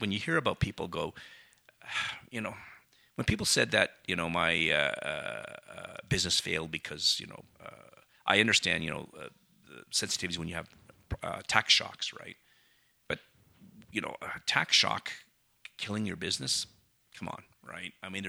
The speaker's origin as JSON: {"language": "English", "country": "Canada", "said": "And as a Canadian, we don't think about moving to a different jurisdiction and a new job"}